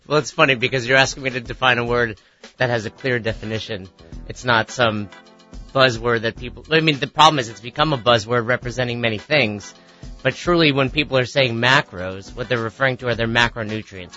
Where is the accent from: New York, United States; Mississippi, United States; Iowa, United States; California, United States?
New York, United States; Peekskill; now in Albany, United States; I grew up in Westchester, New York